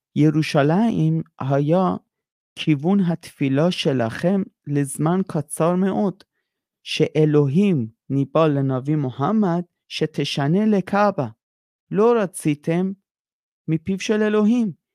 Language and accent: Hebrew; Iran; now in Israel; אני איראני, אני גדלתי על ברכי המהפכה האסלאמי